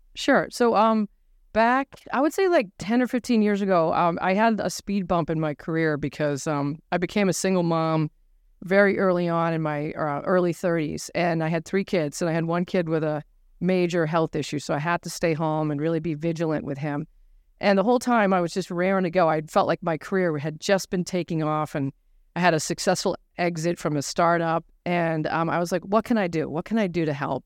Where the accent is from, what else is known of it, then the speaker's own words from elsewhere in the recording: Nashua, New Hampshire, United States; I grew up in New Hampshire